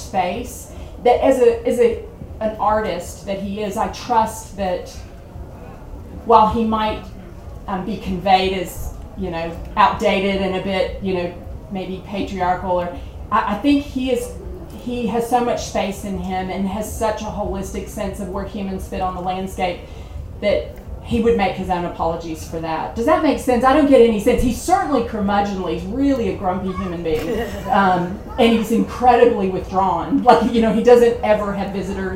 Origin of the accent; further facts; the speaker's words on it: the South, United States; I'm from the South